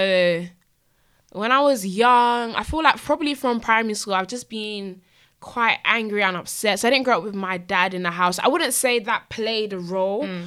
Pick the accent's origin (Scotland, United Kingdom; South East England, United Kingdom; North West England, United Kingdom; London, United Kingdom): London, United Kingdom; I was born in London. Camberwell, to be precise